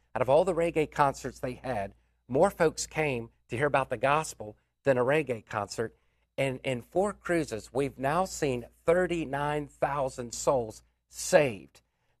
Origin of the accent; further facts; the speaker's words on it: Washington, District of Columbia, United States; my hometown of Washington, D.C.